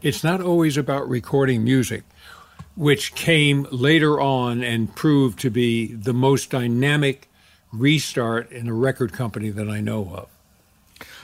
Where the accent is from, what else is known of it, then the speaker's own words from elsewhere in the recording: New York, United States; I grew up in New York.